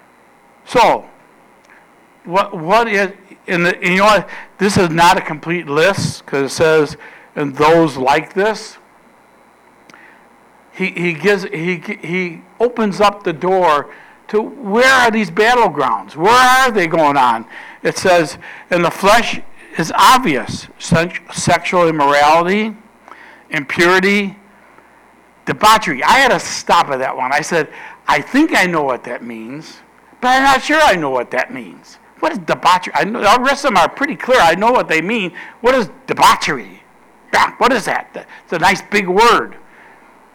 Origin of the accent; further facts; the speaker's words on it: United States; we're American citizens